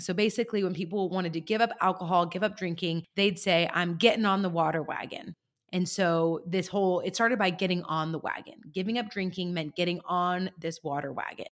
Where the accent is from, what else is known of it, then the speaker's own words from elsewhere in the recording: California, United States; my home state of California